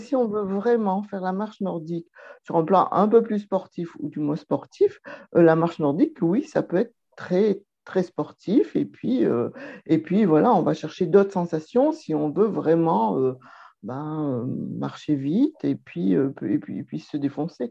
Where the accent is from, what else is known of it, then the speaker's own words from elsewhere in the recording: Lyon, Auvergne-Rhône-Alpes, France; je suis lyonnaise